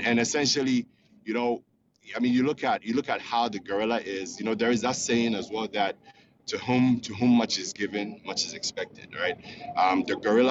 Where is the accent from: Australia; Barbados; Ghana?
Ghana; now in Houston, United States; I'm calling from Houston, Texas. I'm originally from Ghana